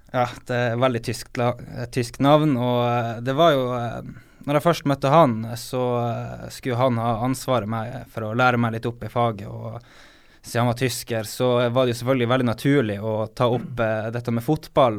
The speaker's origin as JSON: {"language": "Norwegian", "town": "Harstad", "region": "Northern Norway", "country": "Norway", "said": "Jeg er jo nordlending"}